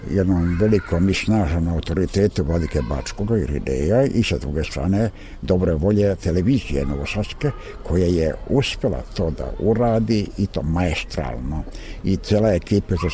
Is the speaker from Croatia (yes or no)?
no; Šumadija, Serbia; now in Prizren, Kosovo; Iako sam rođen u Šumadičkom jednom velikom i lepom selu, a to su Mačkijevci, ipak mi je Prizren na neki način, to mi je drugi zavičaj